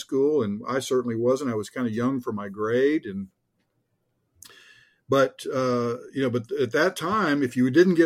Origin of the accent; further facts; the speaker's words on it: Richardson, Texas, United States; I was from Richardson, which is north of Dallas